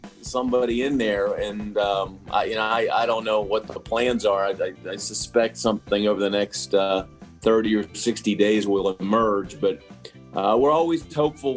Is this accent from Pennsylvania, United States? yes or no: yes; Pittsburgh, Pennsylvania, United States; I'm born and raised in Pittsburgh, so I've been here my whole life.